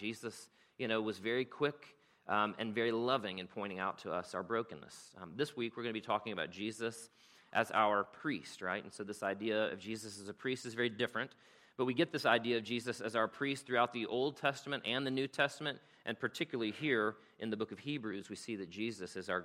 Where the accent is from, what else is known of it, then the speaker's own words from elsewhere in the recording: South Carolina, United States; moved away as an adult; now in Rome, United States; I'm from South Carolina